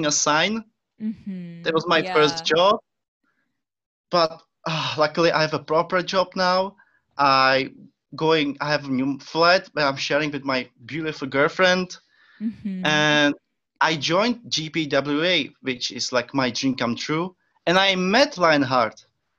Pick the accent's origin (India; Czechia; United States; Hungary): Czechia; first language Czech; English is a second language; moved away as an adult; now in Scotland, United Kingdom; my first language is Czech.